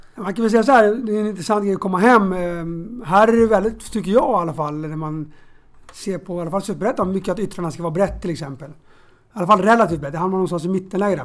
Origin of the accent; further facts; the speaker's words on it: Stockholm, Stockholm County, Sweden; jag är från Bromma och spelade själv i BP's knatteskola